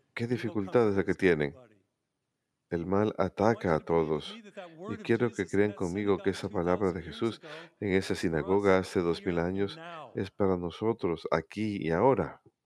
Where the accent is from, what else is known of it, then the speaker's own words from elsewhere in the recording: Massachusetts, United States; cuando era niño en Massachusetts